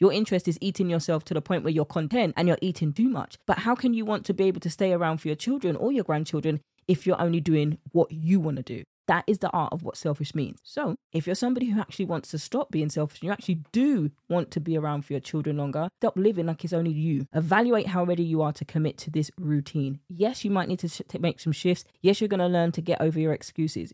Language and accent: English; United Kingdom; accent: British; my British accent